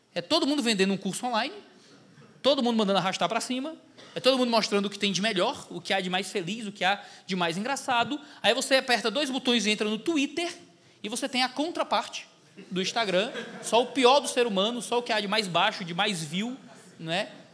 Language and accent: Portuguese; Ceará, Brazil; Sou do Ceará, estou aqui no sul do país